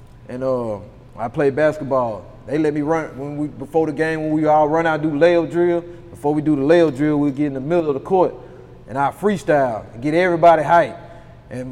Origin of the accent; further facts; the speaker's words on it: Haynesville, Louisiana, United States; moved away as an adult; now in Houston, United States; I'm originally from Hainesville, Louisiana, a small town, like 2,500 people